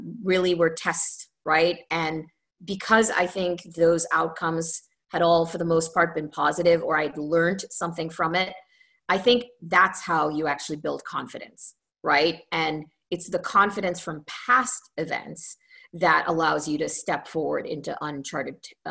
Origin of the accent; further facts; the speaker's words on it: Trinidad & Tobago; moved away as an adult; also born or lived in Ontario, Canada; So I was born in Trinidad in the Caribbean. And I lived there until I was, just turned to 18. And I left to go to Canada to go to university